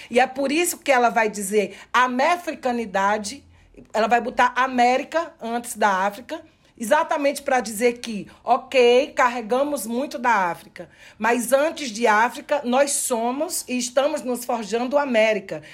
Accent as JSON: {"language": "Portuguese", "country": "Brazil", "said": "nós que somos do Brasil"}